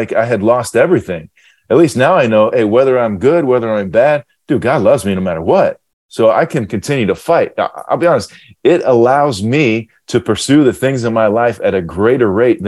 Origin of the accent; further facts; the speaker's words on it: Ohio, United States; growing up in Ohio, I was in Ohio at the time